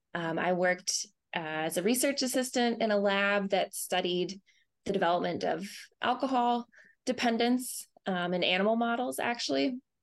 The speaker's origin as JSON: {"language": "English", "town": "Asheville", "region": "North Carolina", "country": "United States", "tie": "born or raised there", "also_born_or_lived": "Boulder, Colorado", "moved": "as an adult", "lives_now": "St. Louis, United States", "said": "I grew up in North Carolina um, in the Asheville area"}